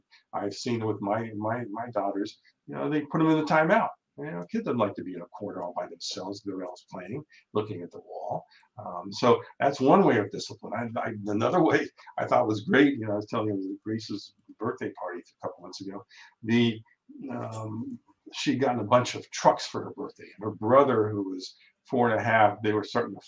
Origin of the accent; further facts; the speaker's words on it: Ohio, United States; We grew up in Ohio